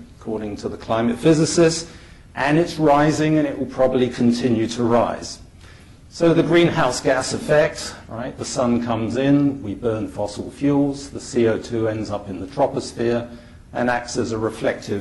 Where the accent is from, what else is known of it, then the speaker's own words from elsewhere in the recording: United Kingdom; now in Toronto, Canada; I'm a Brit